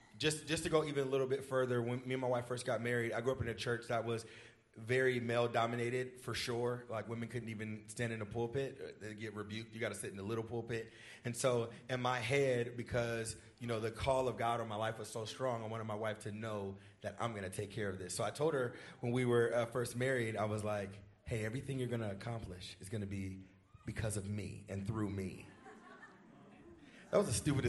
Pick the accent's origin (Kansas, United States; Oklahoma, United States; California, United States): California, United States; Fairfield; moved away as an adult; also born or lived in Vallejo, California; now in Sacramento, United States; I grew up in Fairfield and Vallejo. I lived in both areas in foster care